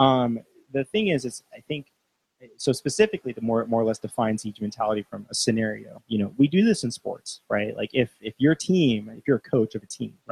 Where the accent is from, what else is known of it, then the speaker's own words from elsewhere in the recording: United States; me as an American